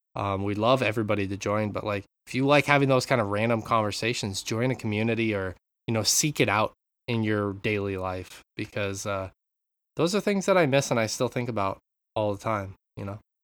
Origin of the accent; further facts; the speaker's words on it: Montana, United States; I grew up in Montana